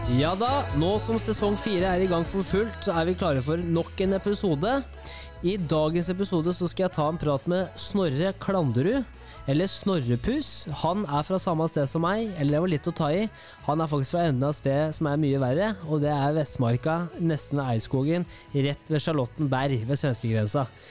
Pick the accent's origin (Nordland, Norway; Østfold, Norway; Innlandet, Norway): Innlandet, Norway; Kongsvinger; jeg er fra Kongsvinger